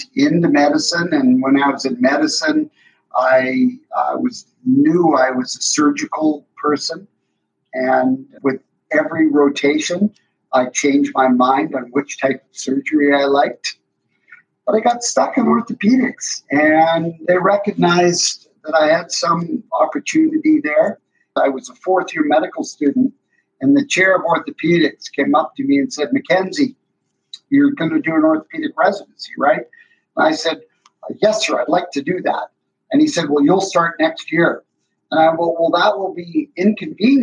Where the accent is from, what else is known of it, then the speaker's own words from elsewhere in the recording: Vancouver, British Columbia, Canada; moved away as an adult; now in Delaware, United States; I grew up in Vancouver, British Columbia